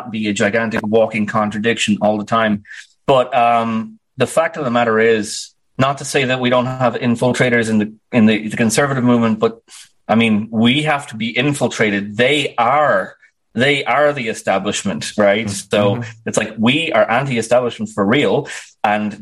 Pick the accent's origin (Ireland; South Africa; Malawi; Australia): Ireland; Dublin, Leinster; I was actually born on the 1,000th birthday of my city, Dublin